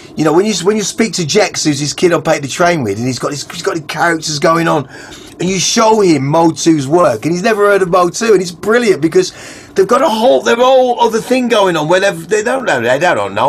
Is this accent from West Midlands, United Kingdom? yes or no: yes; Wolverhampton, West Midlands, United Kingdom; I'm talking like from Goldie, Wolverhampton